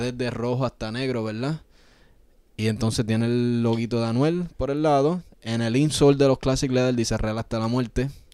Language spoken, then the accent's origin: Spanish; Yauco, Puerto Rico; moved away; nosotros somos de Yauco, es un pueblo bien chiquito. Creciendo ahí